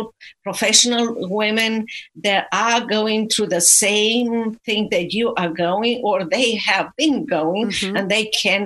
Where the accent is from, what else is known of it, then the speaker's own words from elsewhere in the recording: Romania; moved away as an adult; now in Dallas, United States; I'm originally from Romania, and I was exiled from communist Romania to United States of America